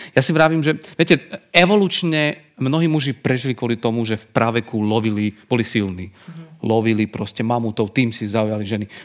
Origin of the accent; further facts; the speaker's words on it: eastern Slovakia, Slovakia; Nie, tak uh, ja som z východu, čiže ja, to áno moje bolo, že je tu toho málo.